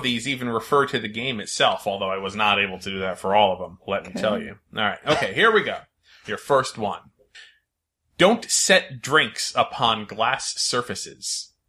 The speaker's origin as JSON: {"language": "English", "region": "Connecticut", "country": "United States", "said": "I say aunt or aunt interchangeably because I'm from Connecticut."}